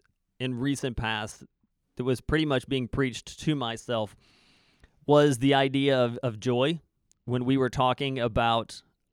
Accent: United States; now in Canada; People come to me wanting to talk American politics because I'm an American living in Canada.

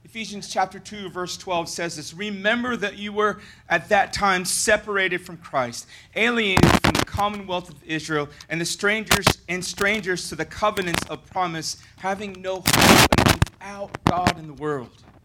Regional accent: Philippines; now in Titusville, United States; I'm Filipino

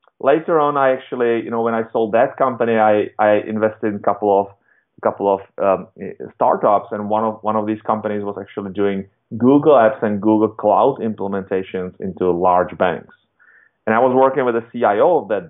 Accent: Czechia; I was born in Europe, in Czech Republic

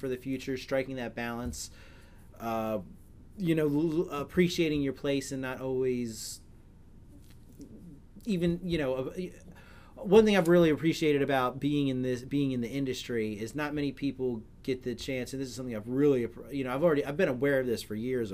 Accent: Maryland, United States

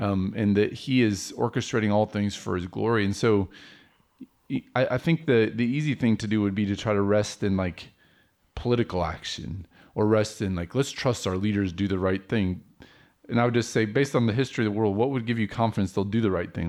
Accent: United States; as an American Christian

